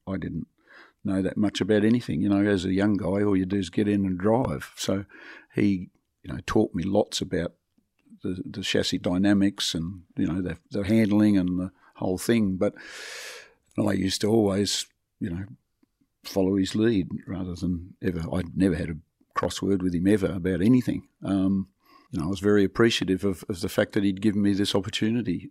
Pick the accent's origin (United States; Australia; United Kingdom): Australia; Devonport, Tasmania; moved away; I would still be living in Devonport